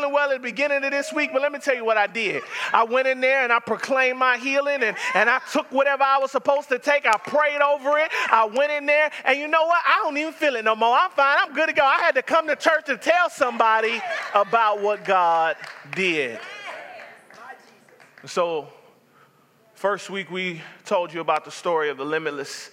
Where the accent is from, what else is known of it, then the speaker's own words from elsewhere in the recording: the South, United States; I'm from the South.